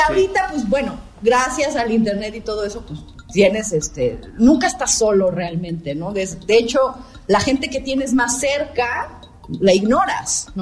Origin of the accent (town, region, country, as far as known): Puebla, Mexico